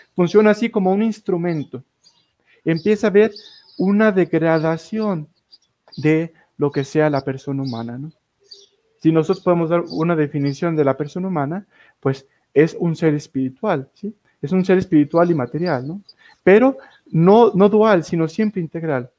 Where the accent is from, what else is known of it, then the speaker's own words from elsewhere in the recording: Tepatitlán de Morelos, Jalisco, Mexico; desde mi tierra natal, Tepatitlán de Morelos, Jalisco